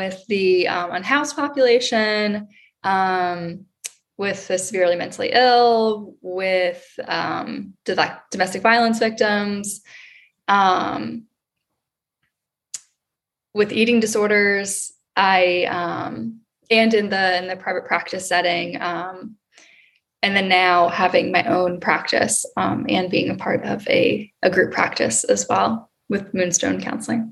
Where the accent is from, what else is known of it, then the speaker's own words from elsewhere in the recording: Maryland, United States; moved away as an adult; also born or lived in Baltimore, Maryland; now in Austin, United States; I'm originally from Maryland